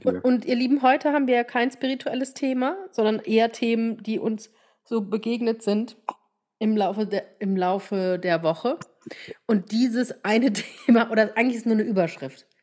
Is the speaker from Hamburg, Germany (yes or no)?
no; Rhineland-Palatinate, Germany; Bei uns in der Pfalz